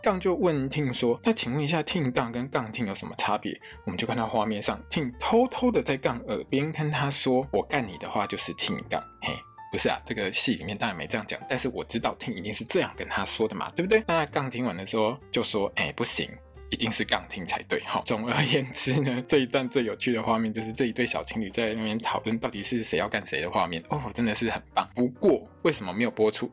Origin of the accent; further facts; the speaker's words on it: Taiwan; 身为台湾人的我们